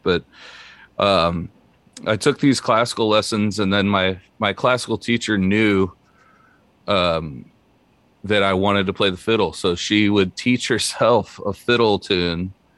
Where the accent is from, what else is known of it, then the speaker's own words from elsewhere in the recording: Naples, Florida, United States; moved away as an adult; now in Nashville, United States; I grew up in Naples, Florida. Um, I was born down there in Southwest Florida, uh, and lived there for the first nineteen years of my life